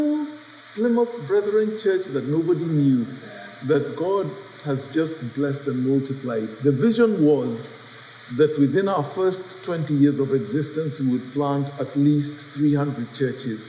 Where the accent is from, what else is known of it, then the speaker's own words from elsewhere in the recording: Nairobi, Kenya; moved away as an adult; also born or lived in India; Yeah, so I'm from Nairobi. I grew up in Kenya, and at the age of about 18 years, 19 years, I went off to India